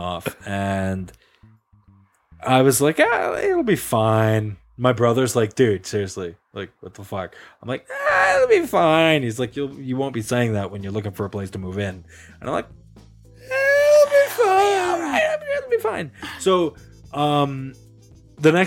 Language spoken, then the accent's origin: English; Canada; we're Canadian